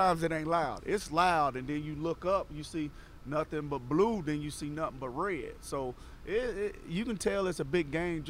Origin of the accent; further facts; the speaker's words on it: Clarksville, Tennessee, United States; I'm from Clarksville